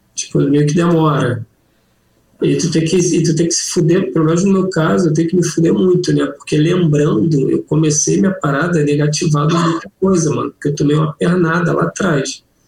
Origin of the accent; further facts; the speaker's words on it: Rio de Janeiro, Brazil; Eu sou do Rio.